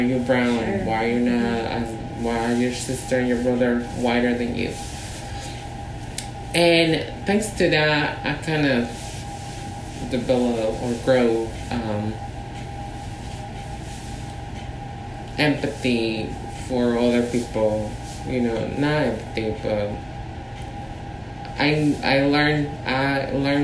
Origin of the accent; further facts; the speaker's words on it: Mexico City, Mexico; now in San Francisco, United States; we were born and raised in Mexico City